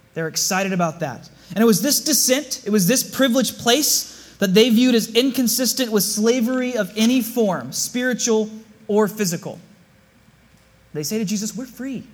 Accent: South Bay, California, United States; I grew up here in the South Bay

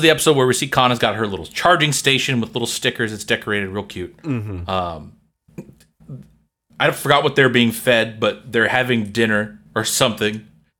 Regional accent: South Korea; I grew up with them in Korea.

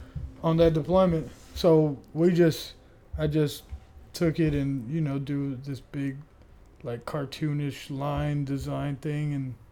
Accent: Ohio, United States; moved away; I grew up in Ohio. I'm not from Ohio. Okay. Like I don't rep Ohio hard as hell.

